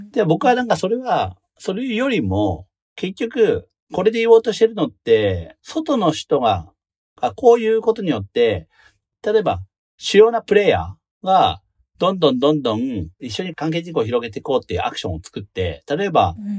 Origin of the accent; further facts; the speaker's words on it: Imizu, Toyama, Japan; moved away; 僕、出身が射水市で